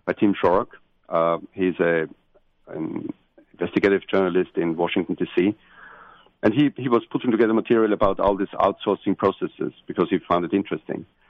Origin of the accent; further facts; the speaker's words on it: Austria; I'm from Austria at this in the center of Europe